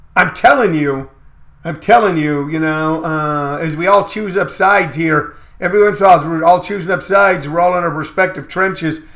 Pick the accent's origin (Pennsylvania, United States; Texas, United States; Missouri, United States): Missouri, United States; St. Louis; my hometown, St. Louis, Missouri